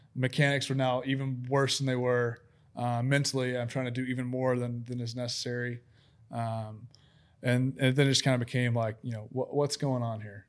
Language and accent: English; Huntsville, Alabama, United States; I grew up in Huntsville, Alabama